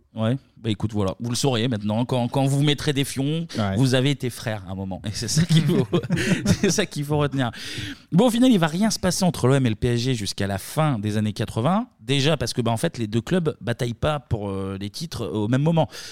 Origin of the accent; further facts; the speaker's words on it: Mâcon, Bourgogne-Franche-Comté, France; je suis de Macon et d'une famille pas du tout de foot